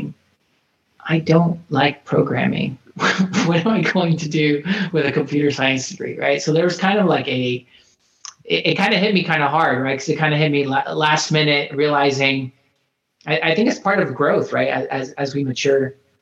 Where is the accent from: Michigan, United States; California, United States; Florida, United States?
Florida, United States; moved away as an adult; I'm actually from Florida originally